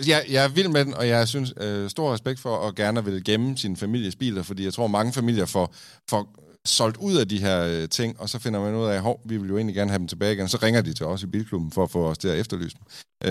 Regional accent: Kolding, Southern Denmark, Denmark; i Kolding, der, hvor jeg er fra.

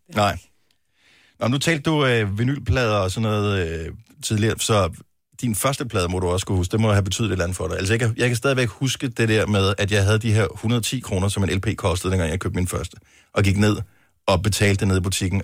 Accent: Funen, Southern Denmark, Denmark; Vi er Fynbo

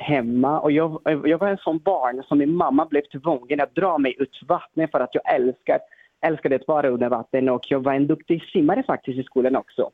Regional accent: Brazil; now in Sweden; jag kommer från Brasilien

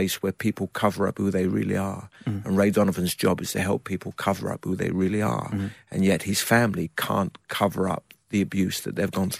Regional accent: United Kingdom; So I avoided being just a British actor.

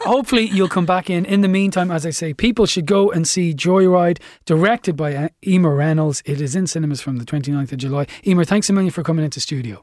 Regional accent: Ireland; as Irish people

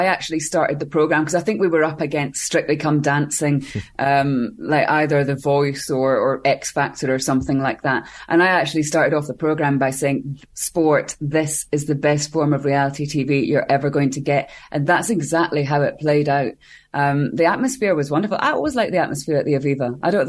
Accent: Scotland, United Kingdom; Yeah, you should try being Scottish.

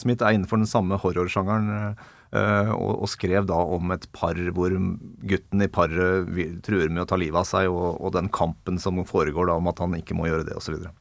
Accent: Ringerike, Buskerud, Norway; Vegård skole i hjembygda mi, Åsa innerst i Steinsfjorden eh, på Ringerike

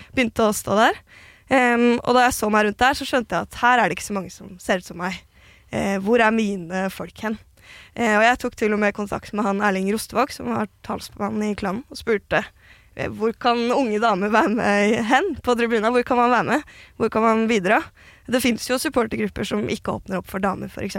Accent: Oslo, Norway; jeg er jo født og oppvokst i Gamle Oslo

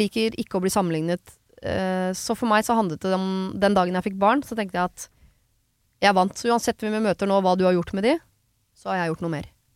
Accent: Oslo, Norway; moved away as an adult; now in Son, Norway; jeg kommer fra Oslo, stor by.

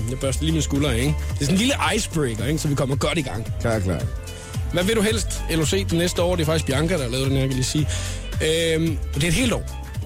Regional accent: Funen, Southern Denmark, Denmark; moved away; jeg er hjemme på Fyn

